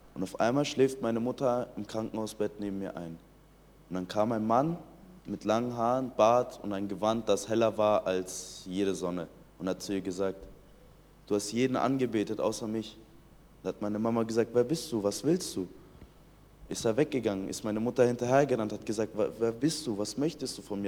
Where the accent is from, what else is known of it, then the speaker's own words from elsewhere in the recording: Iran; ich bin 2003 im Iran geboren